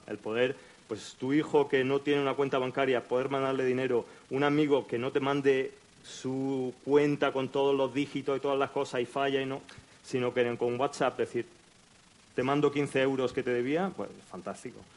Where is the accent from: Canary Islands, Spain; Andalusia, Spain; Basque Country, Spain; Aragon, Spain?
Andalusia, Spain; Almería; moved away; also born or lived in United States / London; Yo soy almeriense, como podéis oír por el acento.